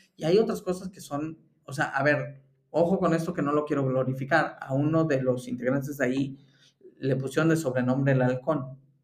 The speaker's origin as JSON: {"language": "Spanish", "country": "Mexico", "moved": "yes", "lives_now": "Germany", "said": "como mexicano desde Alemania"}